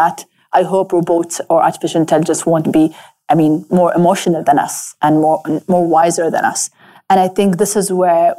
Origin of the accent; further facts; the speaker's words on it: Abu Dhabi, United Arab Emirates; I grew up in Abu Dhabi